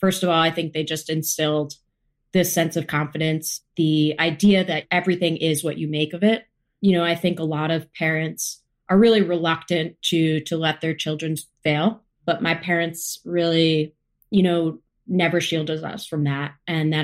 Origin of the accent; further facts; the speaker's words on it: United States; I grew up about 30 minutes outside of New York City